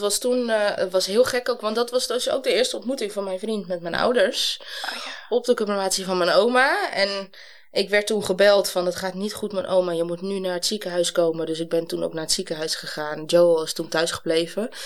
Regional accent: Amsterdam, North Holland, Netherlands; ik ben zelf opgegroeid in Amsterdam-Noord

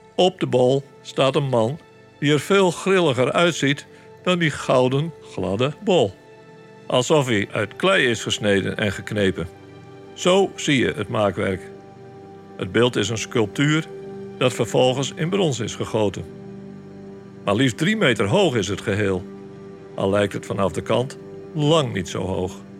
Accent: Sneek, Friesland, Netherlands

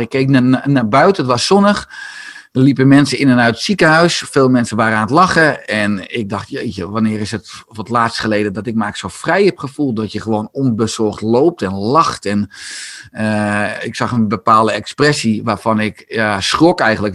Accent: Beverwijk, North Holland, Netherlands; Ik ben geboren en getogen in, Beverwijk

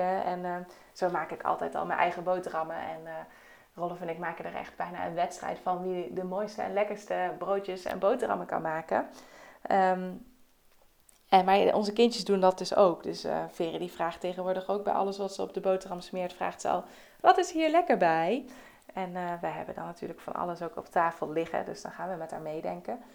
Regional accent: Netherlands; wij eh, als Nederlanders

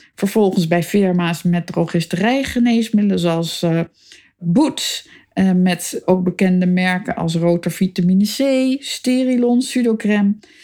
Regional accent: Amsterdam, North Holland, Netherlands; Ik ben in Amsterdam geboren, boven de zaak van mijn vader op de Stadhouderskade

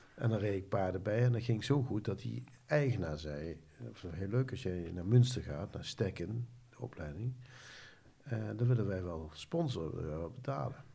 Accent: Nijmegen, Gelderland, Netherlands; Ik ben geboren in Nijmegen aan de Graaseweg.

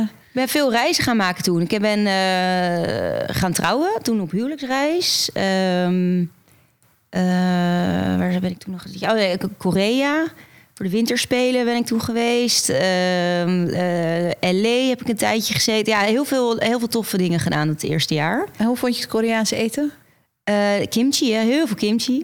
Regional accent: Netherlands; In Beeldhoven.

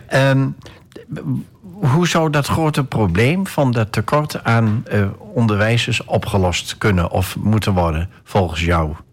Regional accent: Enschede, Overijssel, Netherlands; evenals jij ben ik ook afkomstig uit Enschede

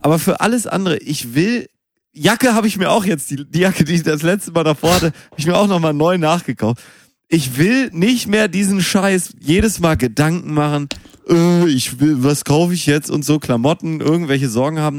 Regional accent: Münster, North Rhine-Westphalia, Germany; moved away; Ich bin ja in Münster geboren

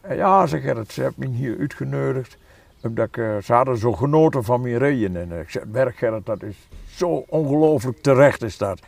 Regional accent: Achterhoek, Gelderland, Netherlands; ik ben een echte Achterhoeker, maar helemaal niet een typische Achterhoeker.

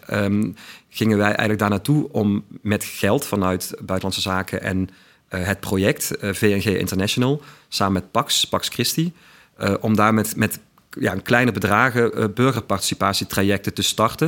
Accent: Weert, Limburg, Netherlands; accent: Limburgish, Weert dialect; also born or lived in Utrecht; ik ben dus inderdaad een geboren en getogen Limburger

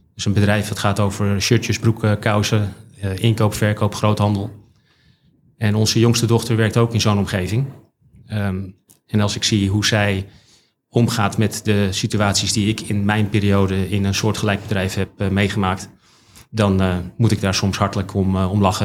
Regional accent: Haarlem, North Holland, Netherlands; ik ben geboren en getogen in Haarlem

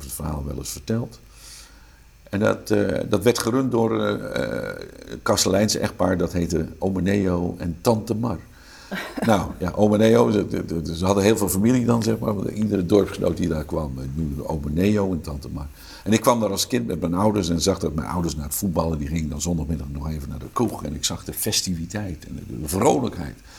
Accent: Haastrecht, South Holland, Netherlands; accent: Amsterdam; moved away; Ik ben geboren in een dorpje in Zuid-Holland, dat heet Haastrecht. Eh, toen ik daar opgroeide, wonen daar 4.500 mensen

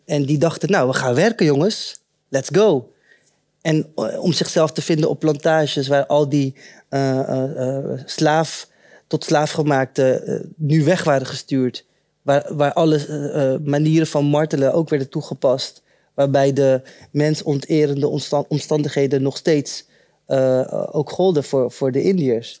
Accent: Rotterdam, South Holland, Netherlands; also born or lived in Suriname; Ik was eh, drie maandjes oud toen ik naar Nederland kwam en ik ben eh, eh, opgegroeid in Rotterdam-West.

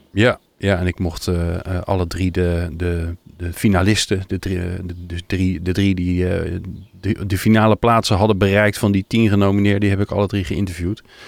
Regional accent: Netherlands; we als Nederlanders

